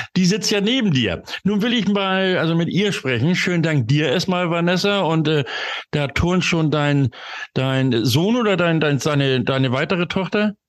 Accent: Hamburg, Germany; nach Hamburg, da bin ich nämlich geboren in der Stadt

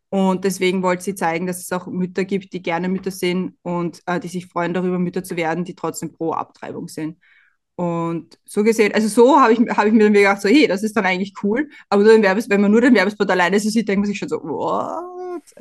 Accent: Austria; Und bei uns in Österreich wird einem immer einge, eingebläut, ja, nicht über den Gegner reden.

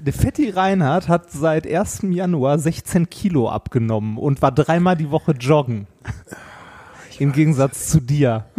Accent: Ruhr area, North Rhine-Westphalia, Germany; moved away; Meine Heimat war ja das Ruhrgebiet und äh, ist es auch immer noch und das wird es auch immer bleiben.

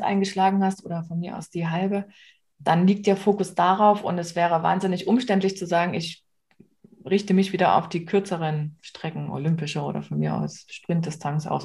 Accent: the region around Kamenz/Oberlichtenau, Saxony, Germany; aus der Region, da wo ich herkomme

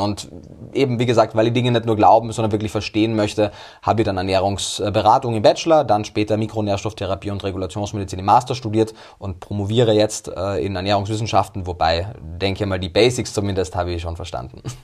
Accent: Austria; Denn ich komme aus Österreich

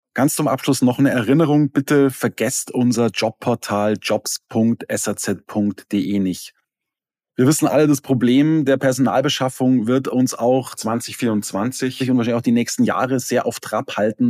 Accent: Otterfing, Bavaria, Germany; Jetzt sind wir beide in der Nähe der Alpen aufgewachsen. Ja, du in Lengries, ich in Otterfing bei Holzkirchen

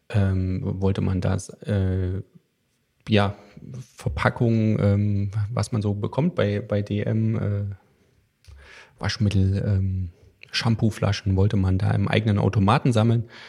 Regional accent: Thuringia, Germany; Ich komme aus den sogenannten neuen Bundesländern, die ja mittlerweile gar nicht mehr so neu sind. Aus Thüringen, um genau zu sein.

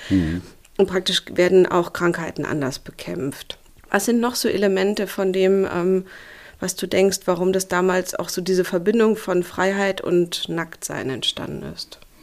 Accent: Berlin, Germany; ich komme ja aus Zehlendorf. Ich kenne die Ecke ganz gut, wobei der Bezirk ja sehr groß ist und ich auch schon lange nicht mehr hier wohne

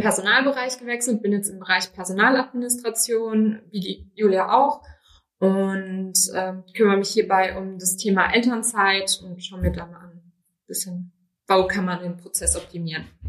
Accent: Rhineland-Palatinate, Germany; moved away as an adult; now in Berlin, Germany; ich komme aus Rheinland-Pfalz

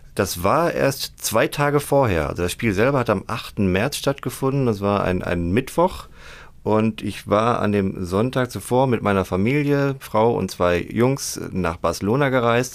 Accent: Gladbeck, North Rhine-Westphalia, Germany; Schalke-Fan und äh, gebürtiger Gladbecker

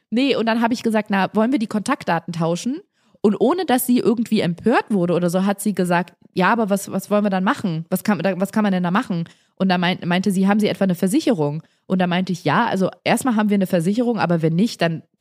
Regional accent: Bavaria, Germany; wir sprechen so lustig, so lebensbejahend, wir sind so äh, frohe Natur, das ist so schön hier bei uns in Bayern

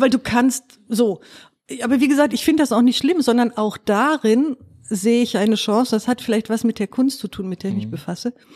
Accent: Duisburg, North Rhine-Westphalia, Germany; ich bin Duisburgerin, bin im Süden allerdings groß geworden

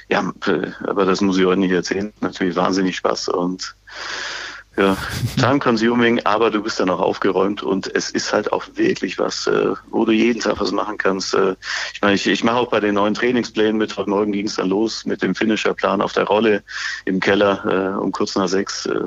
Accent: Bavaria, Germany; born there; Nein, äh, ich bin gebürtiger Bayer und deswegen bin ich weniger

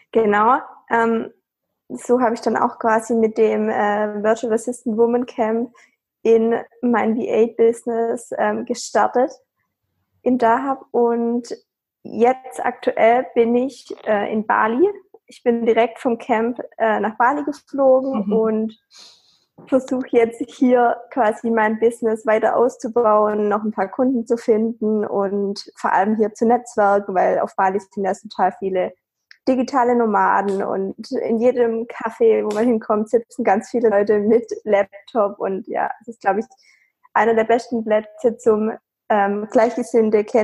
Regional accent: Baden-Württemberg, Germany; Ich bin 26 Jahre alt und ich komme aus der Nähe von Stuttgart

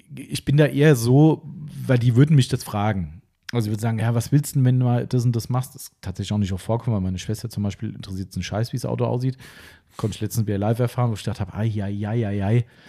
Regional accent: Germany; bei uns in Stammfischbach, in meinem Elternhaus, wir wohnen ähm, zwei Häuser von der Bushaltestelle weg

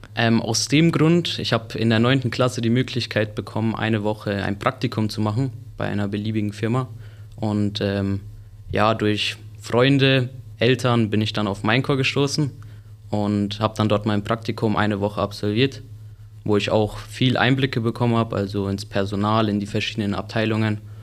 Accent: Sennfeld, Bavaria, Germany; ich komme aus Senfeld und ja, freue mich jetzt hier meine Ausbildung zu machen

